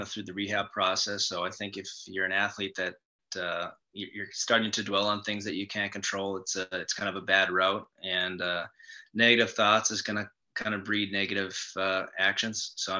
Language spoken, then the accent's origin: English; Grand Forks, North Dakota, United States; I grew up in Grand Forks, North Dakota, and I'm from a pretty big family.